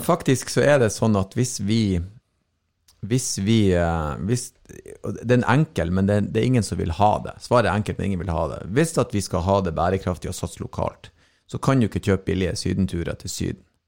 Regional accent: Norway; Jeg er jo norsk

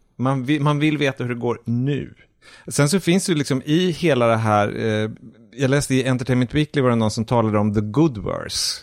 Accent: Umeå, Västerbotten County, Sweden; jag är då uppvuxen i Umeå

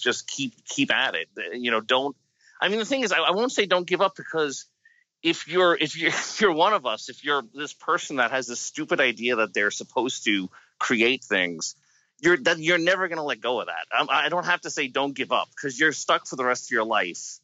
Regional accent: United States; I'm from America

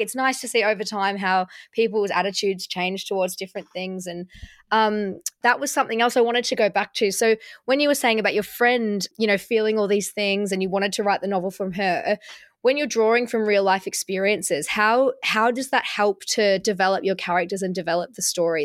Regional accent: Melbourne, Victoria, Australia; I'm from Melbourne

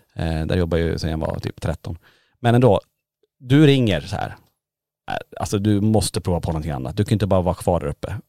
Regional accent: Kiruna, Norrbotten County, Sweden; moved away as an adult; now in Borås, Sweden; vi bor ju i Borås. Ja. Men är födda och uppvuxna i Kiruna.

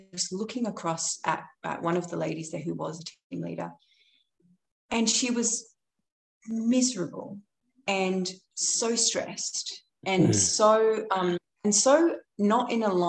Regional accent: London, United Kingdom; I grew up in London and in East London

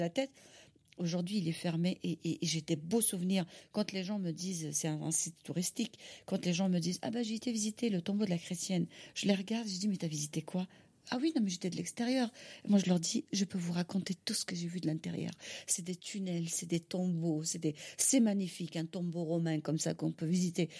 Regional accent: Algiers, Algiers Province, Algeria; French is a second language; also born or lived in Kabylie; now in France; je suis née à Alger

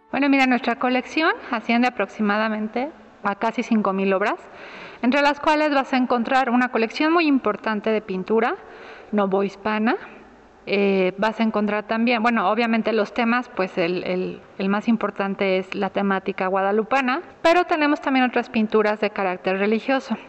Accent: Mexico; nuestra identidad como mexicanos

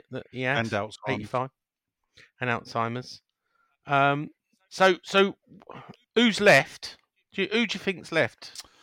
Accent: Chessington, London, United Kingdom; I was born in Chessington.

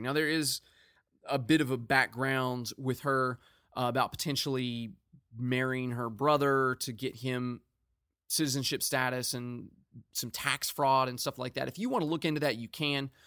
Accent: United States; I'm an American

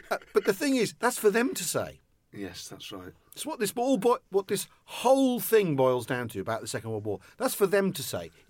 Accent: England, United Kingdom; And so, being English in Germany is like being Scots in England.

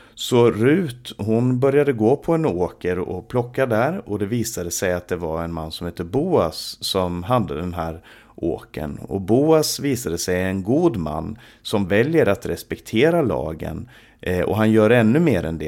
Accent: Sweden; i vårt eget land

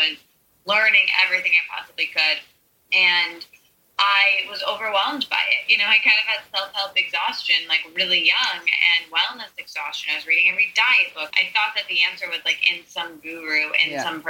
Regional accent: Midwest, United States; I'm not from New York or LA. I'm from the very middle of the country in somewhere called the Midwest

